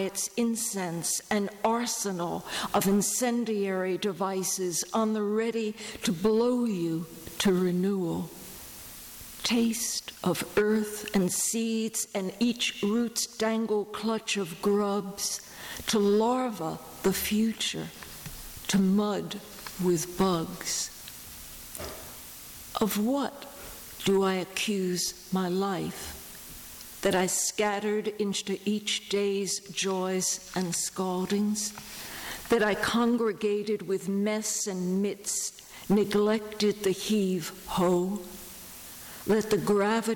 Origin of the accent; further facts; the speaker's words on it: New York City, New York, United States; I grew up in New York City